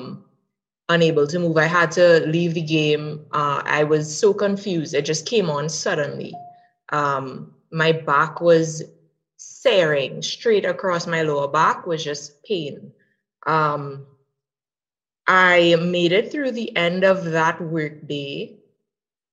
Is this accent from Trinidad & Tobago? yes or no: yes; Trinidad & Tobago; I'm from Trinidad and Tobago.